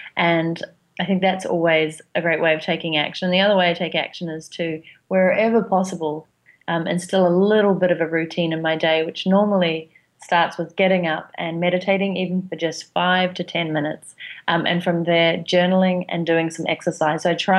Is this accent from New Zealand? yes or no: yes; New Zealand; And the accent is because I'm from New Zealand.